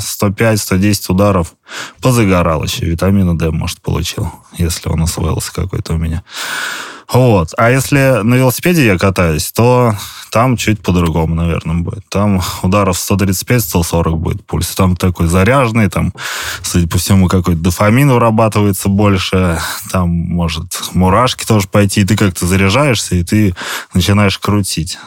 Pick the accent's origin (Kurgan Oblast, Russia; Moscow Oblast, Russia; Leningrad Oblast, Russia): Leningrad Oblast, Russia; я из Ленобласти